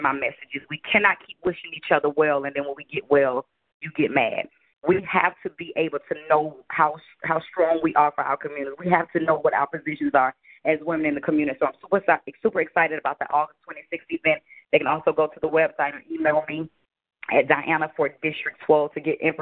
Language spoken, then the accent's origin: English; Atlanta, Georgia, United States; I grew up on Prior Road, which is Carver Homes